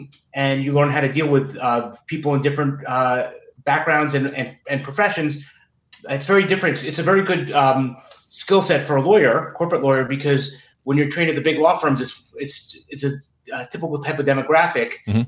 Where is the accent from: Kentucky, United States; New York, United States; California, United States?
New York, United States; New York City; moved away as an adult; now in Washington, D.C., United States; coming from New York City, growing up in New York City, went to private school, then went to college, law school in New York.